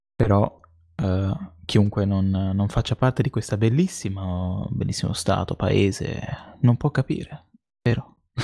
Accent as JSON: {"language": "Italian", "region": "Tuscany", "country": "Italy", "said": "si sente che siamo toscani"}